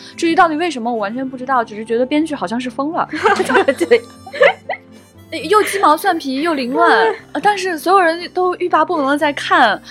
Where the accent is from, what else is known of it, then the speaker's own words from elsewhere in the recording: Xi'an, Shaanxi, China; 李夏呢还是我的老乡，我就很期待西安人